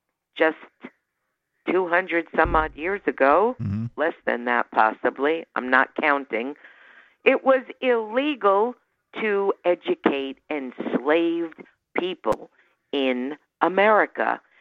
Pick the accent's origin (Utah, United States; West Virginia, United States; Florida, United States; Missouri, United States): Florida, United States; Miami; now in Charleston, United States; I grew up in Miami.